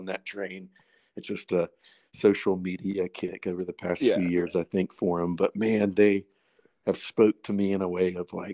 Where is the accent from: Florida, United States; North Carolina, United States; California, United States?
North Carolina, United States; Boone; I'm from Boone, North Carolina